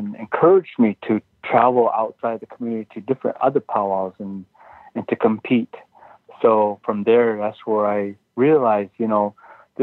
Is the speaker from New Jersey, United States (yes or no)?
no; Tama, Iowa, United States; I'm from the Meskwaki Nation, which is in central part of the state of Iowa